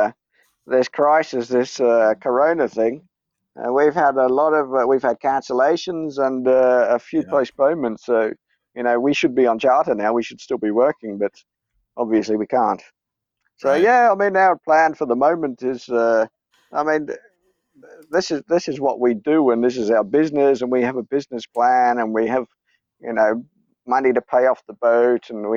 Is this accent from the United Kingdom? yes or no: no; Gold Coast, Queensland, Australia; moved away; also born or lived in South Australia / Greece; I grew up on the Gold Coast. I was actually born in South Australia